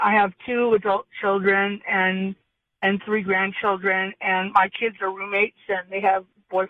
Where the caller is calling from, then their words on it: Sage, California, United States; I'm calling from Sage, south of Hemet, up in the hills.